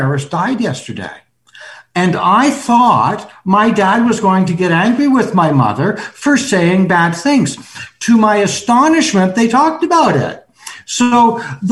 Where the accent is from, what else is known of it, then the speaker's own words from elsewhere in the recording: Toronto, Ontario, Canada; I'm a Canadian. I'm from Toronto. Yeah. You know, that's my hometown